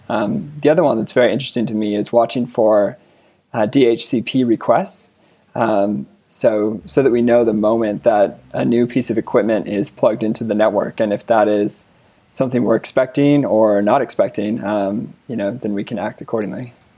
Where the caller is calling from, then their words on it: Denver, Colorado, United States; I'm calling from Denver, Colorado